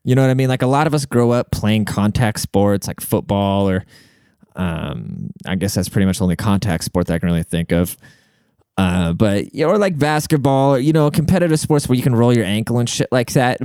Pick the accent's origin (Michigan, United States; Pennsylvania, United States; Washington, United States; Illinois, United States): Washington, United States; Seattle; I'm from Seattle